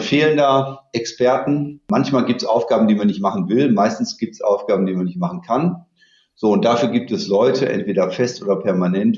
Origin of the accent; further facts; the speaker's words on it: Dortmund, North Rhine-Westphalia, Germany; also born or lived in Münster / Los Angeles / Copenhagen / Stanford; ich komme aus Dortmund, da bin ich auch gerade ich habe hier nach dem Abitur mal eine Banklehre gemacht